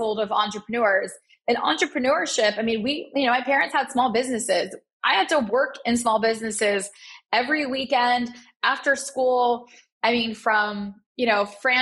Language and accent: English; Dallas, Texas, United States; also born or lived in Chicago, Illinois; I was born in Chicago and grew up in Dallas